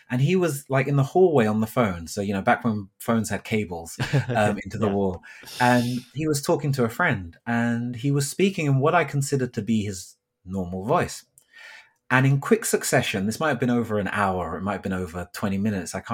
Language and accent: English; Thornton Heath, London, United Kingdom; So for myself, I grew up in South London. I grew up in an area called Thornton Heath, and I can barely remember the accent I had at that point growing up.